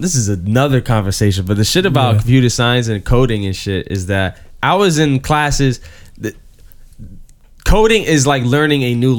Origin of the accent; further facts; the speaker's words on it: New York City, New York, United States; I'm from the South Bronx.